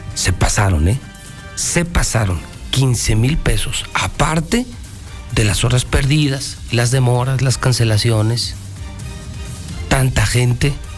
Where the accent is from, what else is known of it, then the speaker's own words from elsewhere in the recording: Aguascalientes, Mexico; nos pintamos solitos los mexicanos y más los hidrocálidos